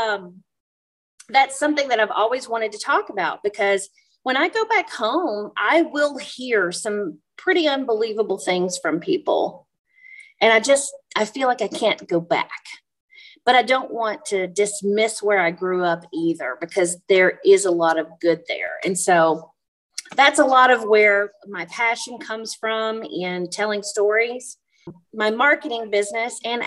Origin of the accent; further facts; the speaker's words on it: the South, United States; moved away; also born or lived in Europe; I grew up in the South